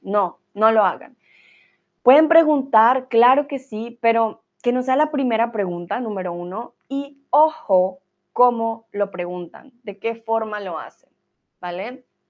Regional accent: Colombia; moved away as an adult; I'm Colombian, and usually when I say I'm from Colombia

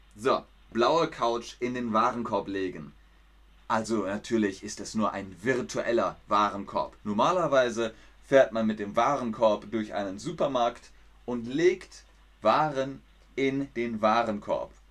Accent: Bavaria, Germany; In Bayern, da wo ich herkomme, sagt man beides

